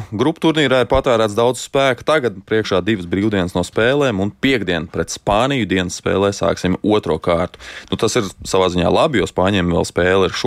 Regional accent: Latvia; Nu, tagad uz mirklīt aizmirstam, ka esam latvieši

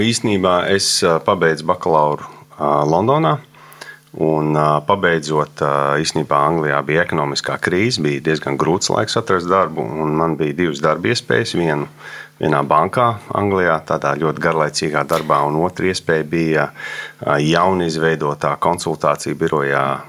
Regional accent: Sydney, New South Wales, Australia; moved away as an adult; also born or lived in United States; now in Latvia; mēs uzaugām Sidnejā

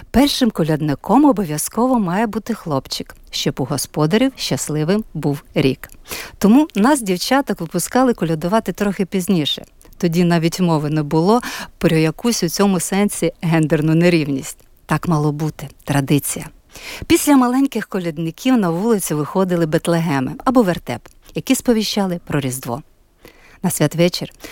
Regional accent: Khust, Zakarpattia Oblast, Ukraine; now in Latvia; я згадую святий вечір у рідному хусті на Закарпатті.

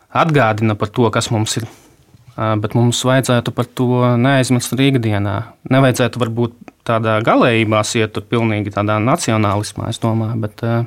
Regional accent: Rēzekne, Latgale, Latvia; also born or lived in Riga; esmu dzimis Rēzaknē, pabeidzis uh, tur vidusskolu

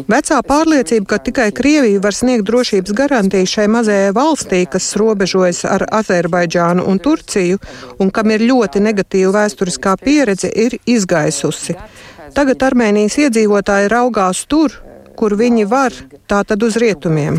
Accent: Rēzekne, Latgale, Latvia; moved away; Reizekne ir mana dzimtā pilsēta, bet esmu 13 gadus nodzīvojusi ārzemēs atgriezusies Reizeknē

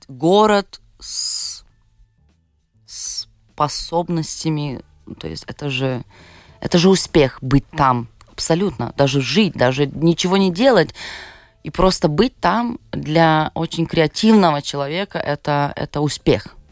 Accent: Šiauliai, Šiauliai County, Lithuania; born or raised there; Russian is a second language; also born or lived in Vilnius

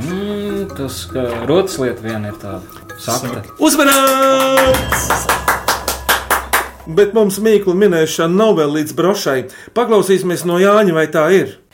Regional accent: Riga, Latvia

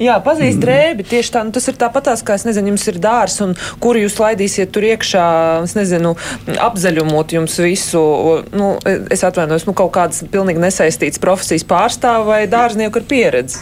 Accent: Riga, Latvia; kā rīdziniece

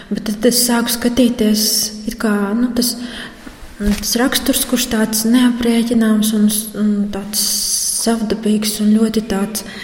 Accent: Latvia; Un, kas tāds rītīgs latviešu cilvēks esmu. Man ir gan zviedri, gan poļi, gan latvieši

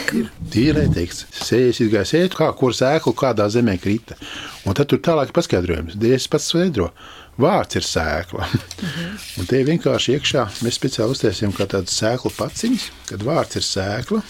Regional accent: Valmiera, Valmiera Municipality, Latvia; also born or lived in Riga; now in Saldus, Latvia; Es kā jau uzaugu Svamierā, tur tomēr teātris

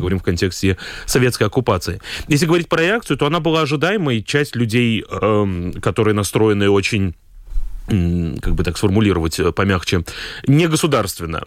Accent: Daugavpils, Latgale, Latvia; accent: Daugavpils; moved away as an adult; now in Riga, Latvia; я уроженец Даугавпилса, и первые 18 лет своей жизни провел в Даугавпилсе

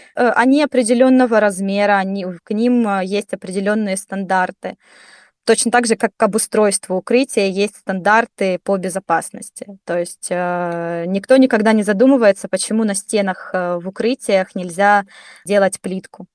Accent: Donetsk, Donetsk Oblast, Ukraine; moved away as an adult; Я сама из Донецка

